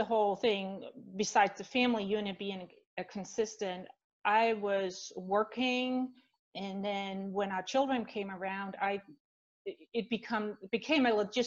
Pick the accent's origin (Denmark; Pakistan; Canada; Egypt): Denmark; moved away as an adult; also born or lived in Switzerland / Spain / Netherlands; now in United States; So I grew up in Denmark, born and raised, lived there till my late 20s.